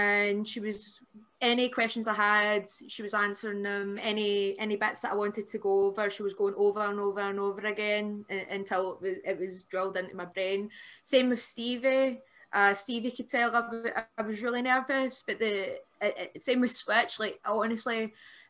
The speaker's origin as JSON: {"language": "English", "town": "Airdrie", "region": "Scotland", "country": "United Kingdom", "tie": "born or raised there", "said": "the show that I did at the Airdrie Town Hall, because that's my hometown"}